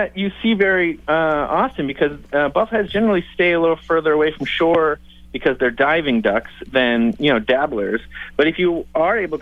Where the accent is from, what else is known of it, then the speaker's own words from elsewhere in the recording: New England, United States; now in Washington, D.C., United States; I grew up in New England